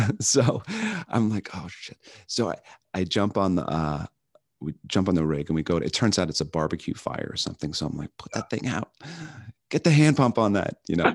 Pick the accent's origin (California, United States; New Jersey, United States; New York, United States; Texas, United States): New York, United States; Long Island; now in Chicago, United States; I grew up on Long Island, on the canal system on Long Island